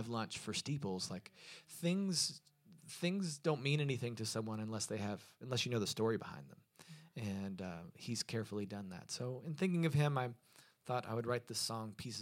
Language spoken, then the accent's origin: English; Lexington, Kentucky, United States; now in Louisville, United States; Lexington, Kentucky, which is my hometown, but I now claim Louisville is my home